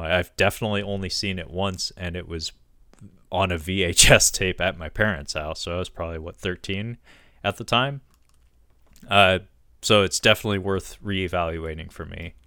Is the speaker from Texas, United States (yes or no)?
no; Washington, United States; Forks, Washington, uh, to talk about my home state